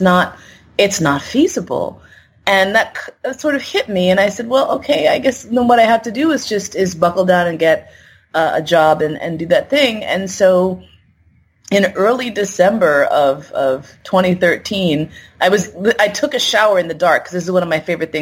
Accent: New York City, New York, United States; moved away as an adult; also born or lived in San Francisco; I moved from San Francisco back home to New York

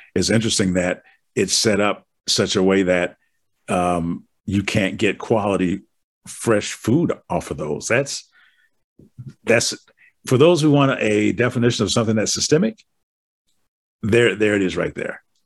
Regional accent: Wisconsin, United States; I'm from Wisconsin, and we're frozen.

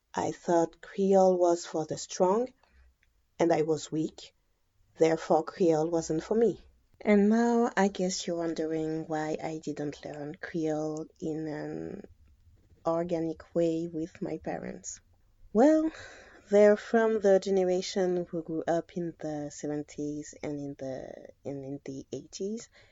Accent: Guadeloupe; also born or lived in France; I was born and raised in Guadeloupe

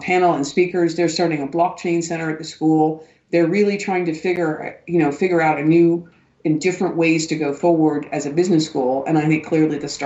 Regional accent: United States; also born or lived in Frankfurt; now in Germany; I'm saying this as an American

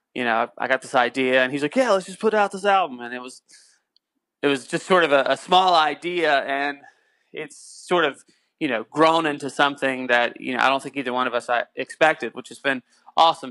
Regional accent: North Carolina, United States; moved away; I'm originally from North Carolina

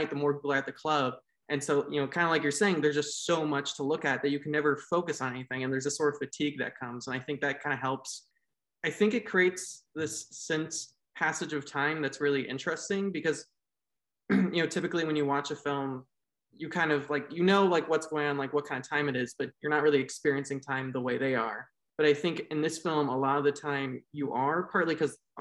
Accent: United States; I'm an American

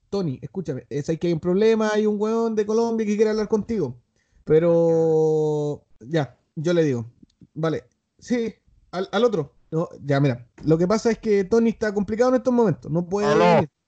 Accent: Cuba; Soy de Cuba, mijo.

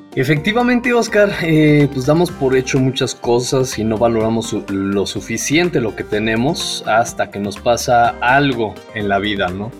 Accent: Mexico; yo seguía comiendo como el mexicano promedio

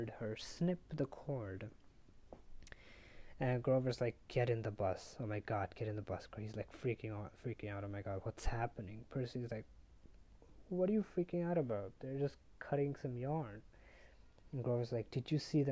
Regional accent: India; I'm from India.

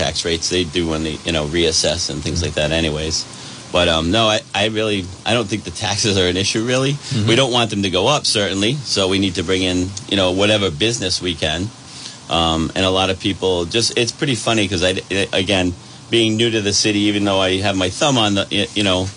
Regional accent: North Smithfield, Rhode Island, United States; also born or lived in Woonsocket; I was born right at Landmark on Cass Avenue

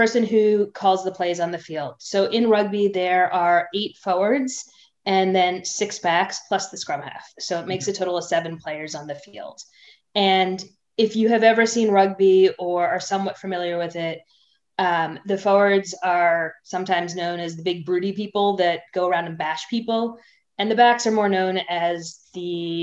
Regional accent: Boston, Massachusetts, United States; accent: American; also born or lived in England; I grew up in Boston, which, you know, I grew up in a suburb of Boston

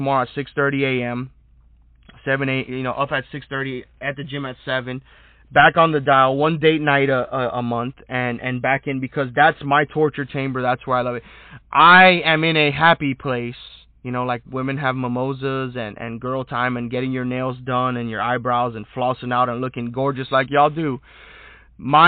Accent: United States; as an American

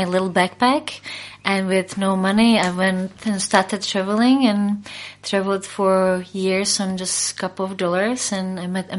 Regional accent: Prague, Czechia; now in New Zealand; I originally come from Czech Republic, where I grew up in Prague, but I came to New Zealand 12 years ago.

